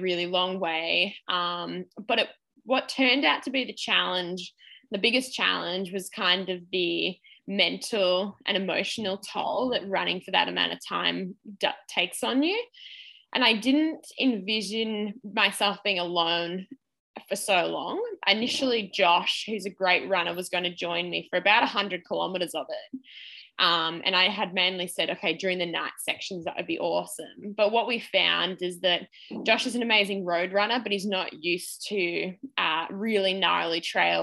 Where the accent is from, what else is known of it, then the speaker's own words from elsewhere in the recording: Australia; as an Australian athlete